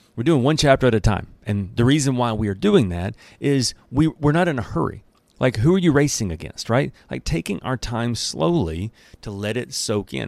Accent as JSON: {"language": "English", "region": "Alabama", "country": "United States", "accent": "country English", "said": "I'm from Alabama, so I'm doing my best not to speak in the country English"}